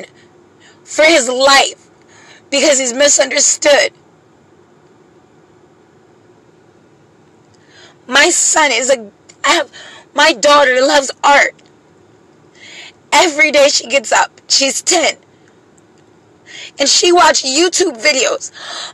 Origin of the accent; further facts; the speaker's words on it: Pennsylvania, United States; now in Jacksonville, United States; I'm from Pennsylvania